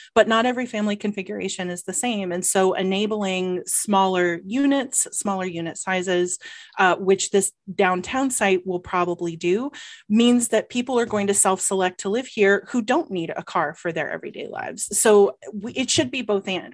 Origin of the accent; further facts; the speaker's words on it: Georgia, United States; now in Ann Arbor, United States; I am from Georgia